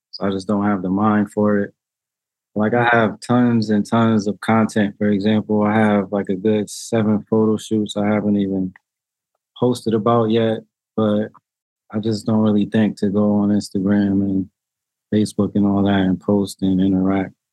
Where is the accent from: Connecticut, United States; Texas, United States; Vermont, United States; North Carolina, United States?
Connecticut, United States; New Haven; I grew up here in New Haven, born and raised